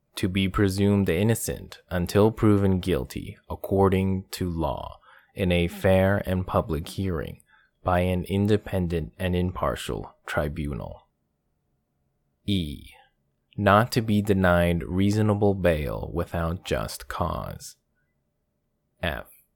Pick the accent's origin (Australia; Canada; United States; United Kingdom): Canada; my home country, of Canada